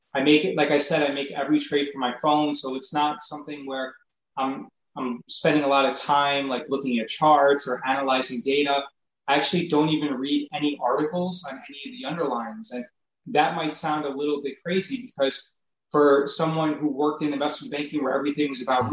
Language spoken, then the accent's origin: English; New York, United States; I grew up in New York